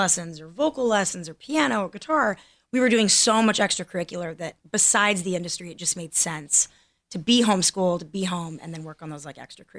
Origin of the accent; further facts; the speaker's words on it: Los Angeles, California, United States; also born or lived in Torrance, California / Seattle, Washington; I'm from here, born and raised, California.